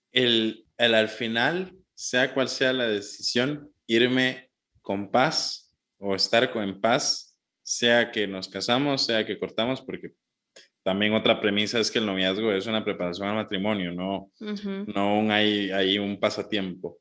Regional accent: Heredia, Costa Rica; aquí en mi pueblo natal, en, Heredia

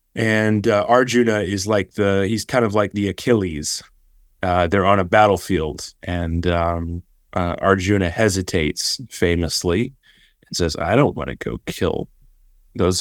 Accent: Austin, Texas, United States; I grew up in Austin, Texas. I, I, my family's all Austinites

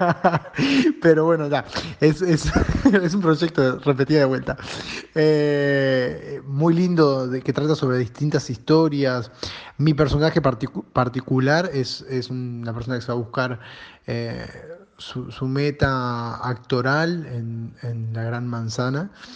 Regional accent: Uruguay; now in Montevideo, Uruguay; soy un actor uruguayo

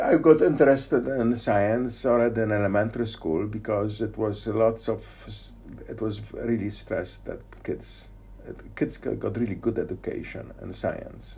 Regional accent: Poznań, Greater Poland, Poland; moved away; I was born in Poznan. Yes. In uh, 1954.

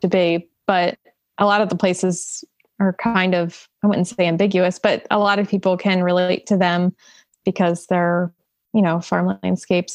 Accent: Salem County, New Jersey, United States; growing up in Salem County, it's basically all farms too.

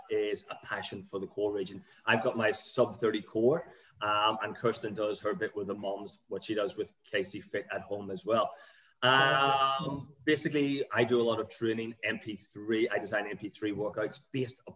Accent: Ireland; I grew up in Ireland

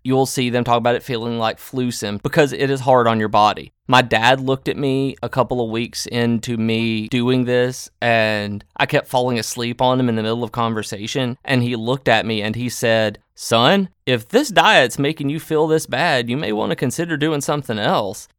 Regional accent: the South, United States; Growing up in the South

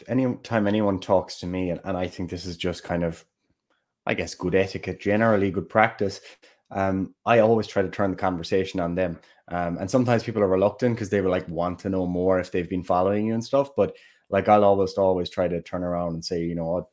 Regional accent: Killarney, Munster, Ireland; accent: Kerry; Killarney, my hometown

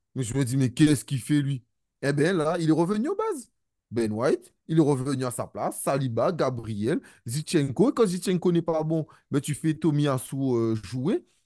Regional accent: Guadeloupe, France; je suis Guadeloupéen

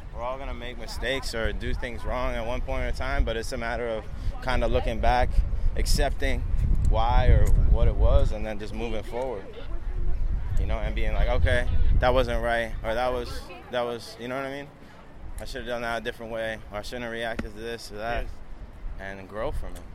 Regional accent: Long Island, New York, United States; now in New York City, United States; I'm originally from Long Island, New York

